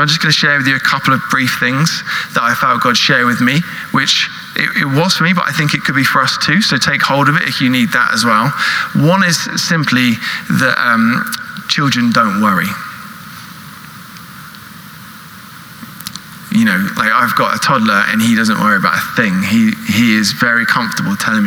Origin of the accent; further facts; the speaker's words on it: United Kingdom; also born or lived in California; we're British